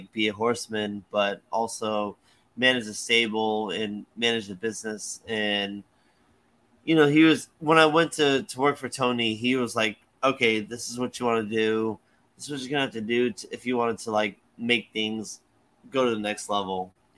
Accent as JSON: {"language": "English", "country": "Jamaica", "tie": "born or raised there", "also_born_or_lived": "Florida", "moved": "yes", "said": "We grew up in Jamaica"}